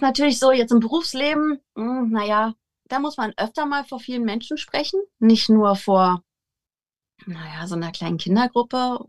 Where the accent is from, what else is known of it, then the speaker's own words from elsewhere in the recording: Potsdam, Brandenburg, Germany; Wir kommen aus Potsdam